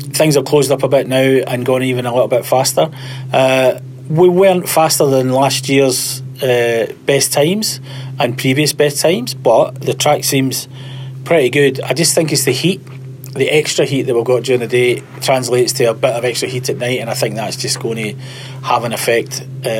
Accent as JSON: {"language": "English", "region": "Scotland", "country": "United Kingdom", "said": "I come from Scotland."}